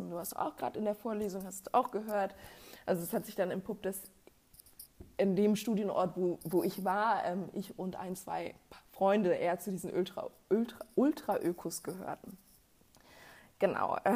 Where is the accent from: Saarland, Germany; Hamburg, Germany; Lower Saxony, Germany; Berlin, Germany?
Hamburg, Germany; ich komme ursprünglich aus Hamburg, es wird doch alles wohl zentriert nach Hamburg sein